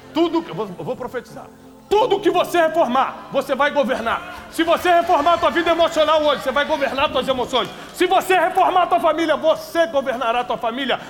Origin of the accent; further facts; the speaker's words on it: Rio de Janeiro, Brazil; Eu vim da periferia do Rio de Janeiro